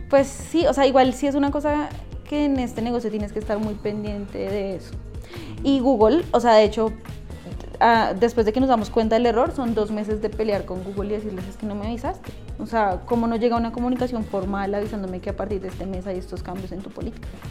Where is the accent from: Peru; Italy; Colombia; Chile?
Colombia; Funza, Cundinamarca; also born or lived in Bogotá; nací en Bogotá, pero viví en Funza como hasta los 20 Dos, 23 años.